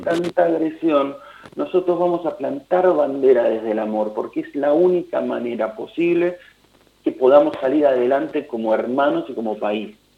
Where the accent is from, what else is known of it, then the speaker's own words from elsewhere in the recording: Buenos Aires, Argentina; los porteños tenemos esta del alma, el alma de Buenos Aires es, es nuestra música